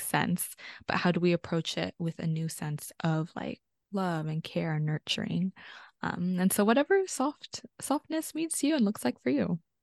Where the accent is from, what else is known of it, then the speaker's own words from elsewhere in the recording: South Bay area, California, United States; also born or lived in Pasay, Philippines; I grew up in, on Tamiya Nationland. also known as the South Bay area in California